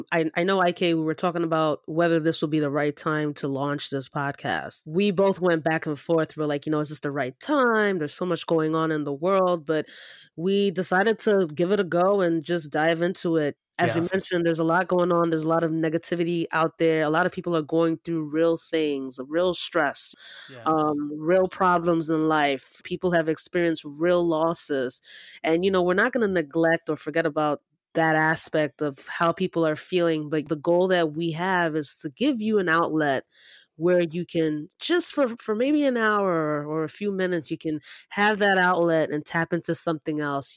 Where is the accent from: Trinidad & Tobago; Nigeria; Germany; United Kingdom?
Nigeria; now in United States; You know, we're two Nigerian immigrant siblings, right?